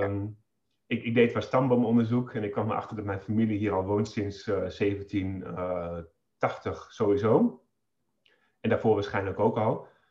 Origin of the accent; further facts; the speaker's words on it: Holten, Overijssel, Netherlands; ik eh, woon in uh, Holten, in het huis waar ik opgegroeid ben, een boerderij